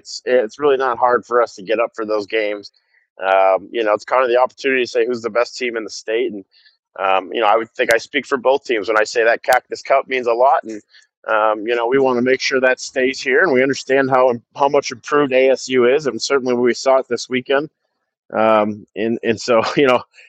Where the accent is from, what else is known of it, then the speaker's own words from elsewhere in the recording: Michigan, United States; moved away as an adult; I'm from Michigan.